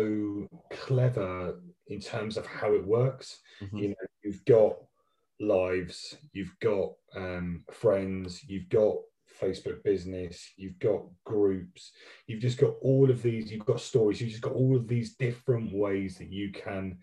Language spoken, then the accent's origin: English; South Hams, South West England, United Kingdom; we grew up in the South Hams. I still live in the South Hams in a little place called Wembury by the beach